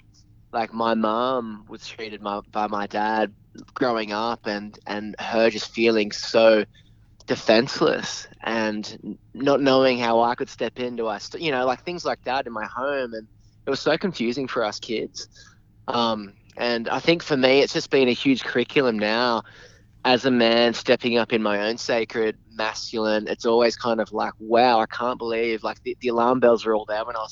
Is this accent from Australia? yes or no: yes; Newcastle, New South Wales, Australia; I grew up in Newey